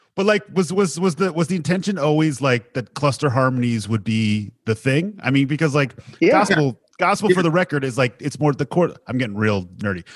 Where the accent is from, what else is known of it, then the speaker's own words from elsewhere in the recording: Long Island, New York, United States; I'm a white kid from Long Island